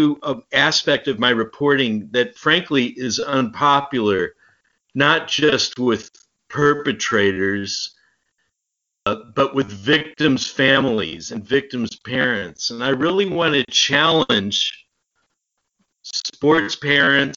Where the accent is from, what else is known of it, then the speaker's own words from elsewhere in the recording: United States; as an American